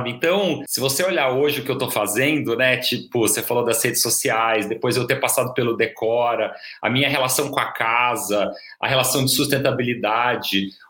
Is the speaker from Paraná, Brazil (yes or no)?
yes; Londrina, Paraná, Brazil; moved away as an adult; now in São Paulo, Brazil; E aí foi aí, só aí que eu saí de Londrina. O mestrado eu acabei, é, a ideia era emendar com um doutorado, por isso que eu mudei para São Paulo.